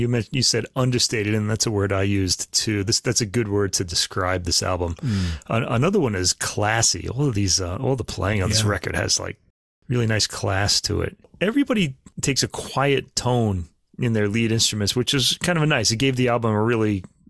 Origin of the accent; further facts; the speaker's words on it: New York City, New York, United States; I was born in Brooklyn